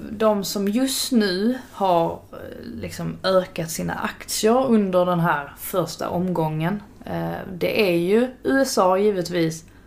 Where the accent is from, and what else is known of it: Sweden